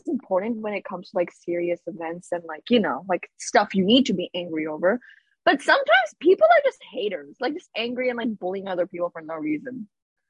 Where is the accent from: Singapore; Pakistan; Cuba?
Pakistan; I was like, "No, I'm from Pakistan." She's like, "Oh, I have a friend who's Persian and you have the same accent as her."